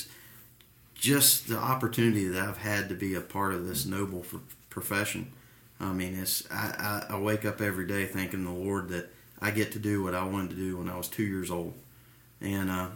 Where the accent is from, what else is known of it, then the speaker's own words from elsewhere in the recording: United States; I grew up in DeKalb County firehouses